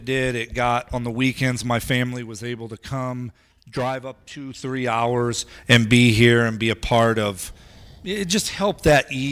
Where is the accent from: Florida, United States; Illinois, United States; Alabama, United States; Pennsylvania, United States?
Illinois, United States; Peoria; growing up in Peoria